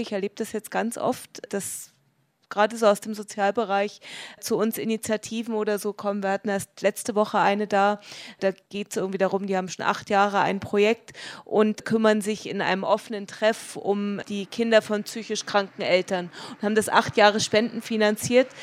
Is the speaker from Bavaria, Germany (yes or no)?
no; Dresden, Saxony, Germany; now in Munich, Germany; ich komme aus Dresden